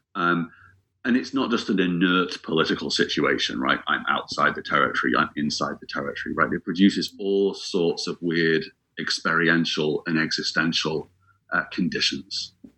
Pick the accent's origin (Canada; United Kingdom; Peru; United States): United Kingdom; England; also born or lived in Scotland